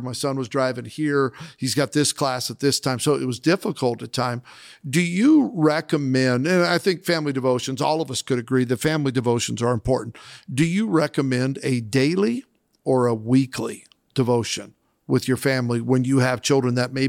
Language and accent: English; Idaho, United States; Now, I grew up in Southern Idaho in a rural farming community.